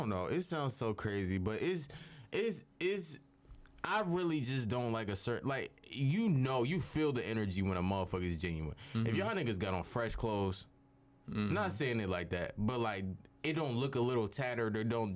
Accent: Philadelphia, Pennsylvania, United States; I'm from Philadelphia

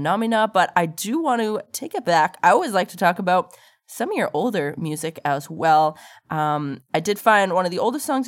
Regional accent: northern Alberta, Canada; I'm from Alberta, but from like northern Alberta where there's a lot of like forest and mountain

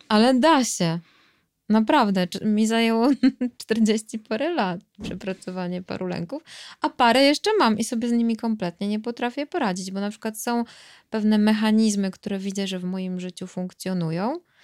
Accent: Tricity, Pomeranian Voivodeship, Poland; ja jestem z Trójmiasta

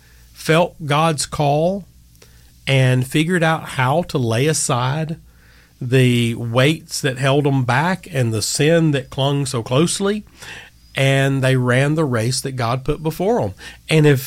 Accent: Gadsden, Alabama, United States; I'm from Gadsden, so we say Augustine.

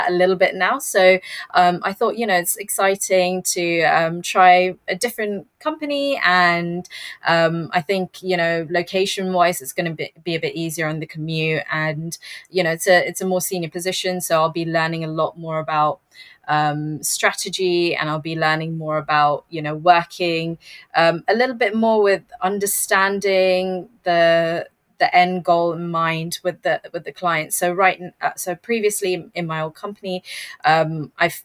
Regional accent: London, United Kingdom; I'm from London and I'm a senior account manager at Digitas UK

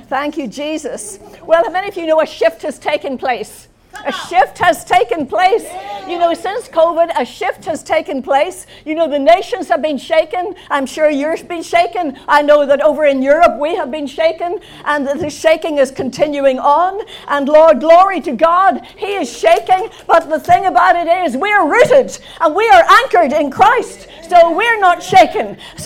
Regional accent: Belfast, Northern Ireland, United Kingdom; also born or lived in London; I come from Belfast in Northern Ireland. I left Northern Ireland to go to London on promotion when I was in my 20s.

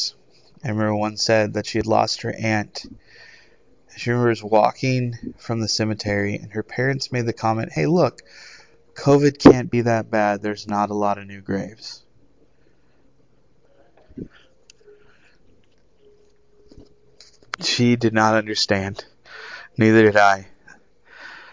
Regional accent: United States; as an American people

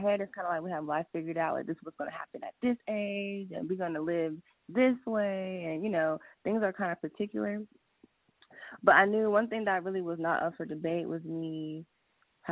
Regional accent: New York, United States; now in Georgia, United States; I'm from New York, but I was born in New York, but I'm practically from Georgia at this point.

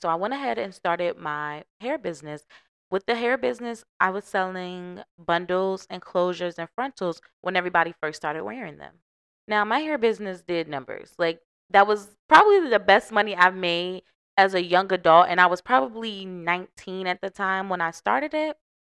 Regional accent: Norfolk, Virginia, United States; moved away; I am from Norfolk seven five seven

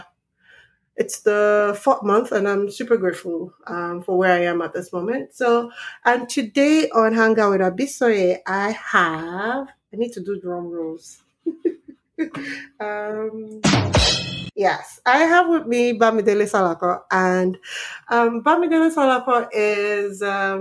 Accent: Nigeria; moved away as an adult; now in Canada; I'm Nigerian

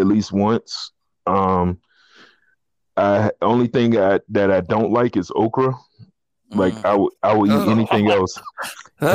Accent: the South, United States; I was raised in the South

